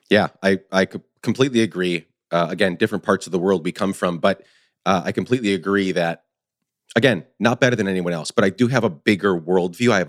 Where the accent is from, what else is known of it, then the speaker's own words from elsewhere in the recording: Guatemala; moved away as an adult; So I spent 10 years growing up in Guatemala, 10 to 19 and then moved back.